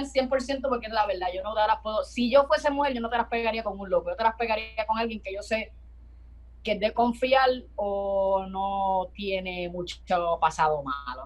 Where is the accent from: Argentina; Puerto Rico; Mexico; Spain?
Puerto Rico; nosotros como boricua como tal